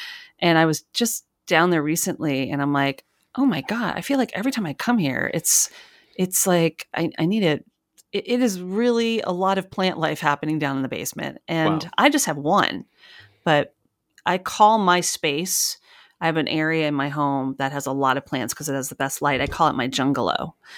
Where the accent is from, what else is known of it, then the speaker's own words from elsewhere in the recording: New York, United States; also born or lived in North Carolina; now in New Jersey, United States; because I'm originally from the New York area and I was living there at the time. And then from North Carolina, I moved to New York City.